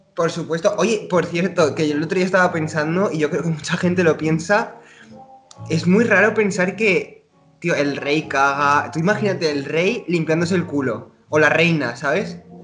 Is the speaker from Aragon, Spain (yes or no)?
yes; Zaragoza, Aragon, Spain; moved away as an adult; now in Hamburg, Germany; que estoy en Hamburgo, bueno, yo nací en Zaragoza, ahora estoy en Hamburgo trabajando